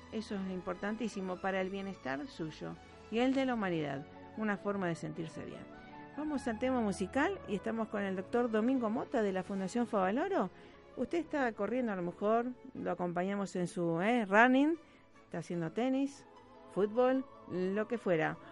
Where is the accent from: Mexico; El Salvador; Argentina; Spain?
Argentina; como argentinos